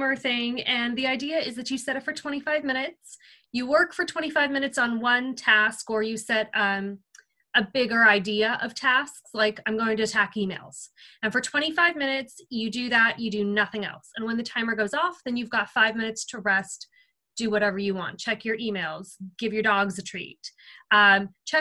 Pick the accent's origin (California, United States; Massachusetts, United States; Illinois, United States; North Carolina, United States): California, United States; Seal Beach; this is actually my hometown. I'm in Seal Beach, California